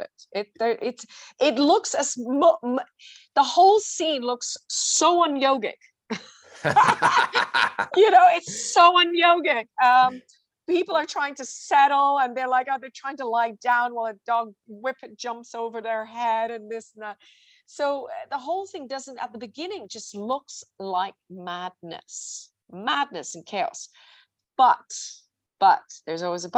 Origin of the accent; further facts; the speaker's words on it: Switzerland; I'm from Switzerland